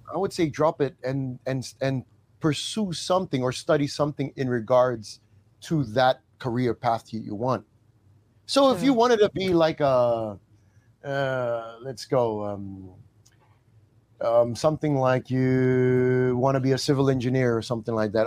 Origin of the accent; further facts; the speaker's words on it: New Zealand; moved away; also born or lived in Australia; my mom is also Tongan and I was born in New Zealand. So they migrated from Tonga to New Zealand